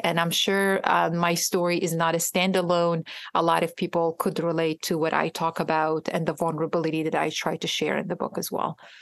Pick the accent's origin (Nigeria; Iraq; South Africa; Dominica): Iraq; now in United States; I am from Iraq myself. I am a trauma survivor, a war survivor